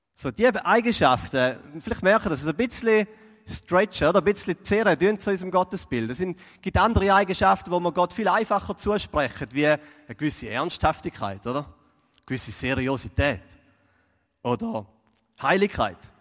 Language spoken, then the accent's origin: German; Switzerland; als Schweizer